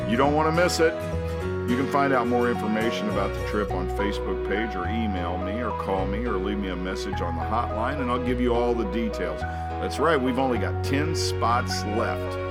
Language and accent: English; Cork, Munster, Ireland; I'm from Cork too. I I what? Really? I'm from the city.